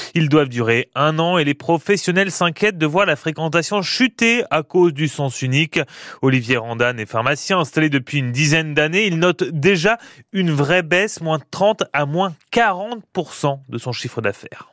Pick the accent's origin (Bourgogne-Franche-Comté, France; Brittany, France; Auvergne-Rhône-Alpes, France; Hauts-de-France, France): Hauts-de-France, France; Picardy; chez nous en Picardie